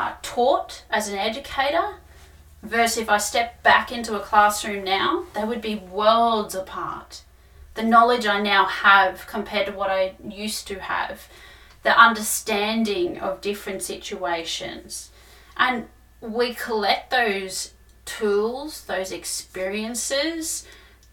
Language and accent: English; Darug country, New South Wales, Australia; Darug country. That's my home. That's my land, my connection to my people.